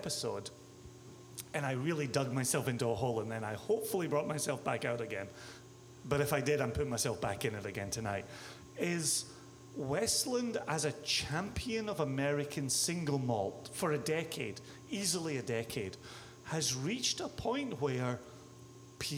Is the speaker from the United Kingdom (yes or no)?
yes; Scotland, United Kingdom; I'm from Scotland